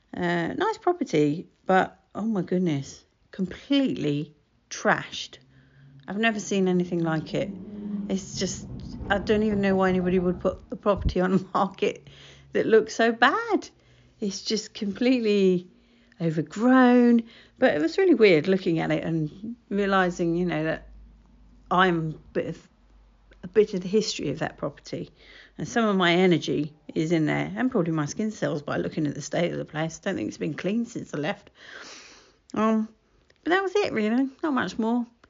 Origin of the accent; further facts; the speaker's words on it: United Kingdom; accent: estuary; my estuary accent